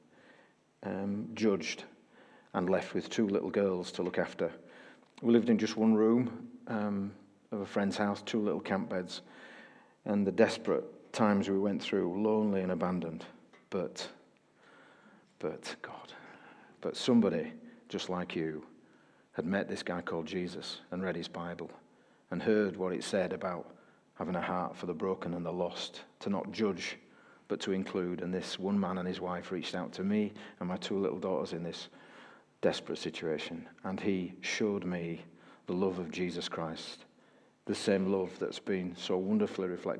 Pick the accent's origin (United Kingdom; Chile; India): United Kingdom; Bradford, Yorkshire and the Humber; my hometown of Bradford